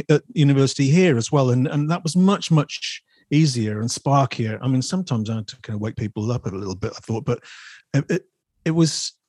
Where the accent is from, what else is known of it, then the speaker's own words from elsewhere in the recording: Chesterfield, East Midlands, United Kingdom; also born or lived in West Riding; So, but I was born in the West Riding and then moved around the Midlands and so on and so forth, and then ended up in Chesterfield probably aged 9 or 10.